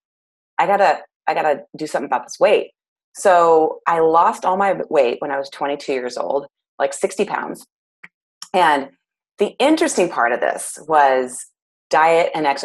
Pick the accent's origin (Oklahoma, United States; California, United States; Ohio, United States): California, United States; Clovis; now in Goleta, United States; I am from Clovis, California. So it's very much the valley part of California